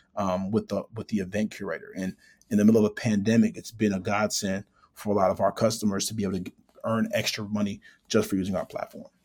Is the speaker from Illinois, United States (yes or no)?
yes; Chicago, Illinois, United States; actually born and raised in Chicago, grew up on the north side, uh, lived on the south side and west side as well.